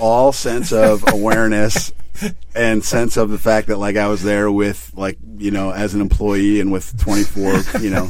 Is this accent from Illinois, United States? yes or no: yes; Chicago, Illinois, United States; I was born and raised in Chicago